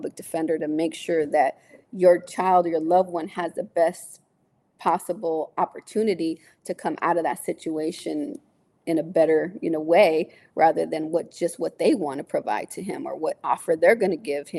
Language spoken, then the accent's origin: English; San Jose, California, United States; I'm from San Jose. People know me here